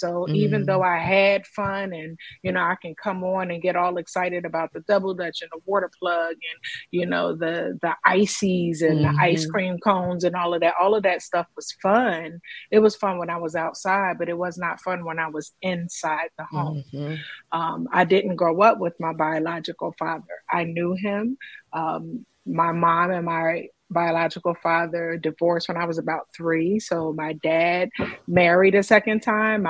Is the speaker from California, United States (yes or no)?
no; Philadelphia, Pennsylvania, United States; being from Philadelphia, yes, West Philadelphia, born and raised